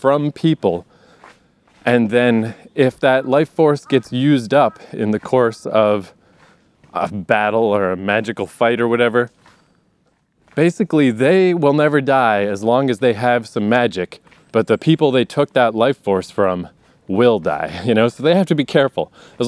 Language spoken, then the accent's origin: English; Eastern Canada, Canada; moved away; I grew up in Eastern Canada